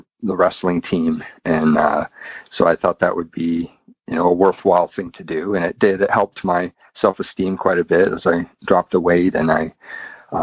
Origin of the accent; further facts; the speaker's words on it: United States; now in United Kingdom; I didn't mention I live in the UK, but I'm from the United States, if you can tell by my accent.